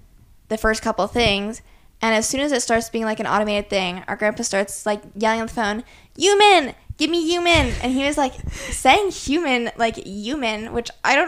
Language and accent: English; Iowa, United States; He's saying we're from Iowa